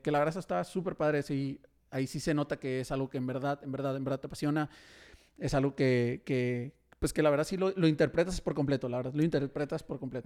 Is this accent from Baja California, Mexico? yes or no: yes; Tijuana, Baja California, Mexico; now in Monterrey, Mexico; yo soy de Tijuana